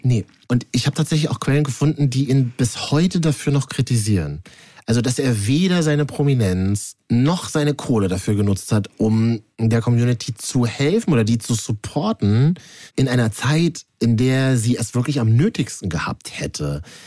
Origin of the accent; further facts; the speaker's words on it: Berlin, Germany; für mich als Berliner